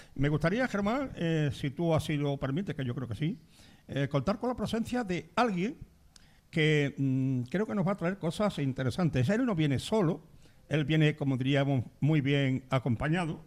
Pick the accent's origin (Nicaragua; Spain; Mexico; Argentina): Spain; Carrión de los Céspedes, Andalusia; Carrión de los Céspedes. Mi pueblo